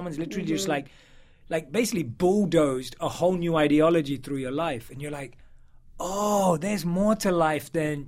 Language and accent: English; London, United Kingdom; London. So born and raised in London